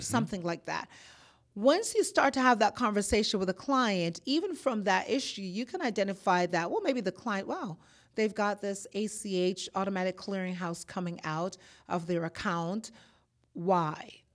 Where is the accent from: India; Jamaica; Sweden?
Jamaica; moved away as an adult; also born or lived in Boston; now in Georgia, United States; I'm born in Jamaica. I am Jamaican by birth and descent. I moved to Boston